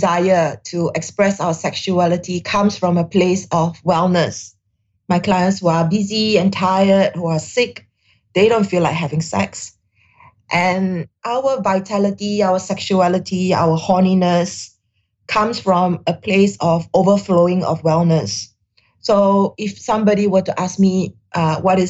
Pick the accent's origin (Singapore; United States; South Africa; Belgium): Singapore; I'm Singaporean Chinese in Singapore, grew up in Singapore